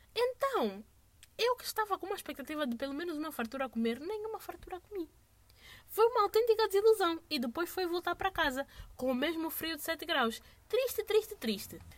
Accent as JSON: {"language": "Portuguese", "country": "Angola", "said": "we are from Angola"}